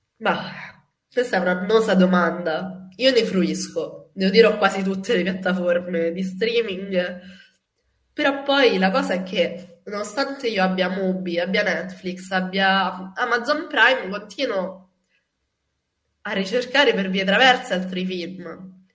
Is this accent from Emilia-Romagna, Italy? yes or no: no; Rome, Lazio, Italy; sono cresciuta a Ostia, nella periferia di Roma